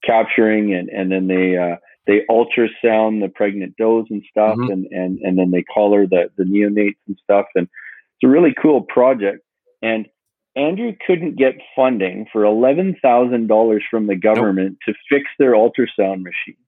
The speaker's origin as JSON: {"language": "English", "region": "British Columbia", "country": "Canada", "said": "as a British Columbian"}